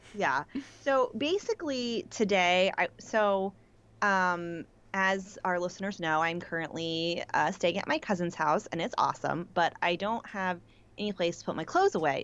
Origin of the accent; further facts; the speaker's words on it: Pittsburgh, Pennsylvania, United States; moved away; also born or lived in New York; I'm from Pittsburgh. People say yins